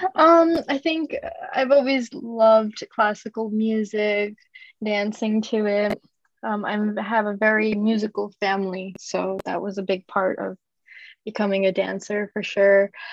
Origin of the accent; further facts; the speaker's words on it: Tokyo, Japan; now in Russia; I was born and raised in Tokyo